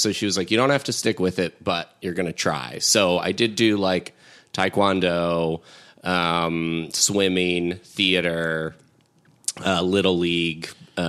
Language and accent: English; Evergreen, Colorado, United States; moved away; I grew up in Evergreen, which is like 30 minutes west of Denver.